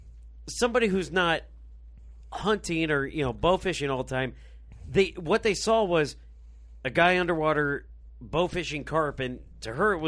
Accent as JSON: {"language": "English", "town": "Rock Island", "region": "Illinois", "country": "United States", "tie": "born or raised there", "said": "Rock Island, Illinois, my hometown."}